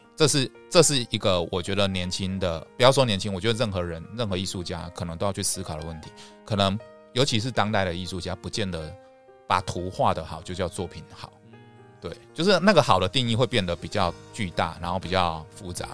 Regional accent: Taiwan; 我们台湾人

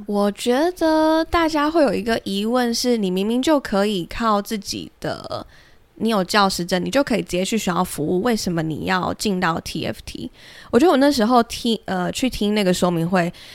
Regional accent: Pingtung County, Taiwan; 我是在屏东长大

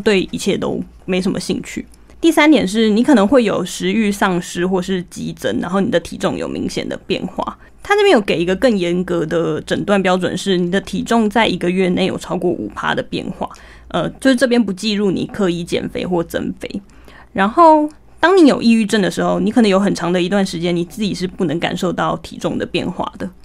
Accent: Taiwan; 我们台湾人

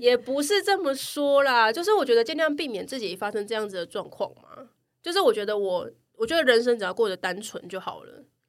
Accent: Taichung, Taiwan; now in Taipei, Taiwan; 我不是台北人，我是台中人

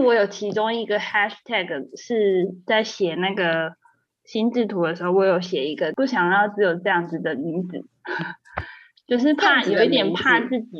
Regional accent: Kaohsiung, Taiwan; 我是高雄人。

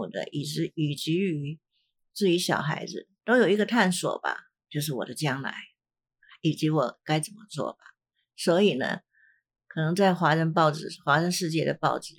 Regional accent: China; 我在想是是不是我们的中国人，其实因为我对这个世界其他各各种族的人我并不了解，可是我们中国人好像蛮倾向喜欢算命的

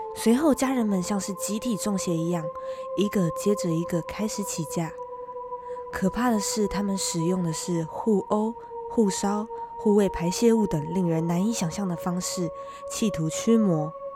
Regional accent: Taiwan; 身为台湾人

